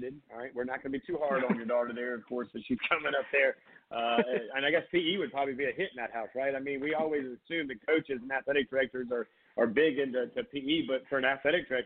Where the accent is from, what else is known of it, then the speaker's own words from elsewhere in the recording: Myrtle Beach, South Carolina, United States; up in the Grand Strand where I grew up in Myrtle Beach